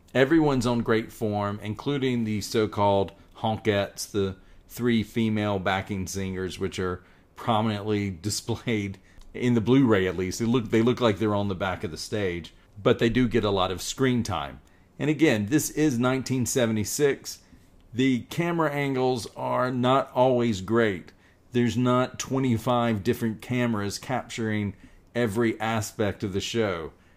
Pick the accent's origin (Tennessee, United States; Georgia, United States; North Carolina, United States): North Carolina, United States; I am a Southerner. I was born in North Carolina.